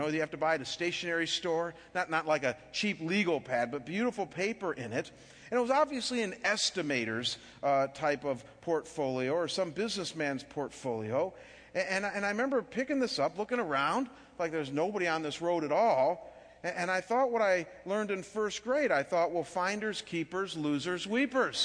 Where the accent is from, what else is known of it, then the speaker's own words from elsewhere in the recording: Chagrin Falls, Ohio, United States; moved away; living back in my hometown of Chagrin Falls, just outside of Cleveland, Ohio